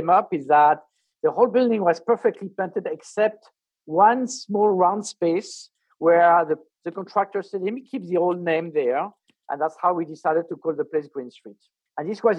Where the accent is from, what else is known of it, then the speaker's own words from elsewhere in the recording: Paris, Île-de-France, France; moved away as an adult; also born or lived in Coconut Grove, Florida; now in South Florida, United States; I was raised in Paris. I'm French